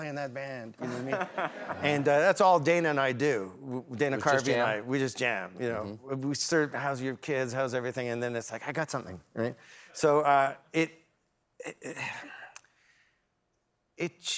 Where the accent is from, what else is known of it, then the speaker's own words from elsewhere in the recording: Toronto, Ontario, Canada; moved away; I'm from Toronto, Canada